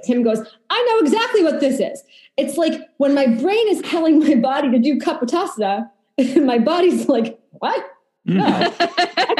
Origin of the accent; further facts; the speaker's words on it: Boston, Massachusetts, United States; now in Long Island, United States; I am a Boston native